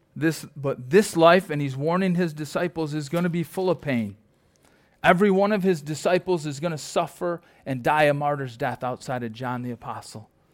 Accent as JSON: {"language": "English", "town": "Perry", "region": "New York", "country": "United States", "said": "I'm from Perry, you know, Archway Cookies or Champion"}